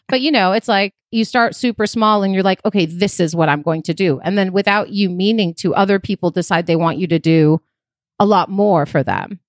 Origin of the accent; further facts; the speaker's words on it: Chicago, Illinois, United States; moved away as an adult; also born or lived in Athens, Greece / Queens, New York; now in California, United States; I was born in Athens in Greece, moved to New York when I was four, lived in Queens for a few years, and then moved to Chicago